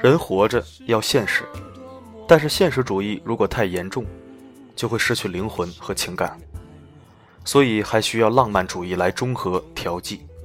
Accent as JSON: {"language": "Chinese", "country": "China", "said": "我们中国人"}